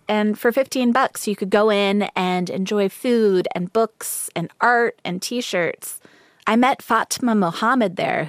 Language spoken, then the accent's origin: English; the South, United States; now in Los Angeles, United States; we're both from the South